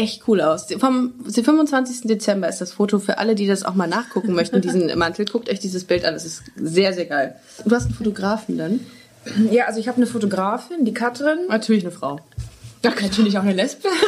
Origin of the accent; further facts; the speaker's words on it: Düsseldorf, North Rhine-Westphalia, Germany; moved away as an adult; also born or lived in Würzburg; now in Cologne, Germany; ich komme ja ursprünglich aus Düsseldorf